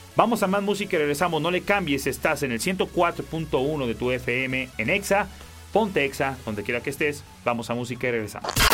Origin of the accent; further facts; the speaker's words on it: Mexico; en México, que es de donde yo soy